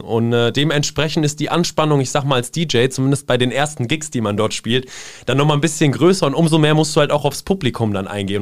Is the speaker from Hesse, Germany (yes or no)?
yes; Seeheim-Jugenheim, Hesse, Germany; moved away as an adult; also born or lived in Zwingenberg / Darmstadt; now in Mainz, Germany; bin dann äh, mit meinen Eltern zusammen nach Seeheim-Jugendheim bzw. Oberberbach gezogen